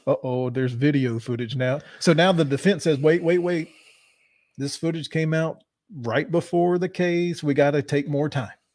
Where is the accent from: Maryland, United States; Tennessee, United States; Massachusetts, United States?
Tennessee, United States; Middle; We are from Middle Tennessee